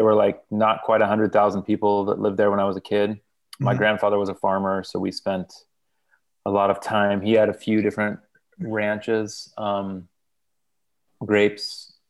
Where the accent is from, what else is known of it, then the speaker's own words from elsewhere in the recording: Modesto, California, United States; also born or lived in Fresno, California; I was born in a town called Fresno, California, raised in Modesto, which is a little bit north of Fresno. In the Central Valley of California, farmland.